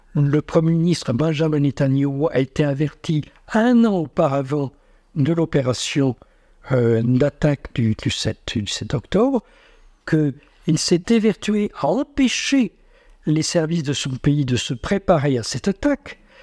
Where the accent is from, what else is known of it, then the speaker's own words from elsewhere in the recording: France; nous, en tant que Français